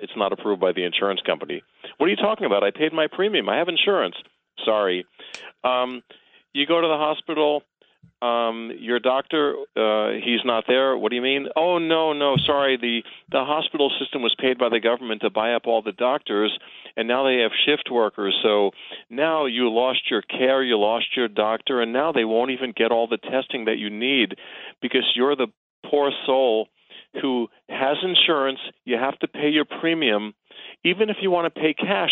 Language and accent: English; New York City, New York, United States; I am born and raised in Queens